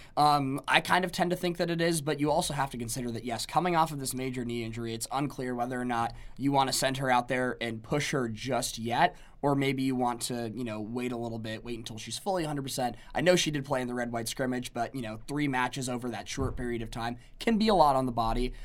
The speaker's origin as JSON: {"language": "English", "town": "Overland Park", "region": "Kansas", "country": "United States", "moved": "as an adult", "lives_now": "Lincoln, Nebraska, United States", "said": "I am from Overland Park, Kansas, which is a small suburb, j, twenty or so minutes outside of Kansas City, Missouri."}